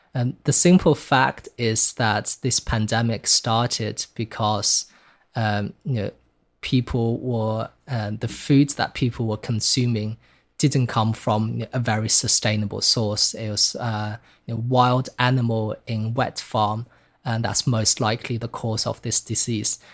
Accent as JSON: {"language": "English", "country": "China", "tie": "born or raised there", "moved": "yes", "said": "growing up in China. Um, so while I was born in China in the nineteen nineties"}